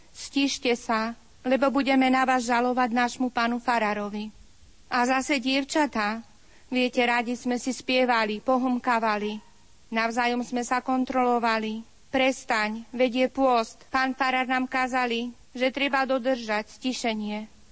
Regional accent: Kokšov-Bakša, Košice Region, Slovakia; u nás v Kokšov Bakši

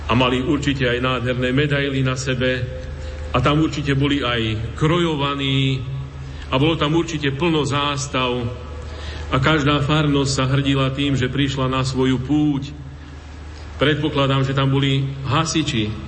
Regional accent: Banská Bystrica Region, Slovakia; moved away as an adult; now in Reykjavík, Iceland; pochádzam z Bansko-Bistrickej a Staré hory dôverne poznám.

